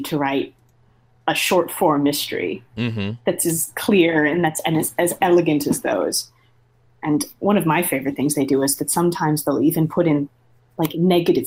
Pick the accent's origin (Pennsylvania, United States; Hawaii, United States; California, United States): California, United States; Malibu; I'm from LA. I grew up in Malibu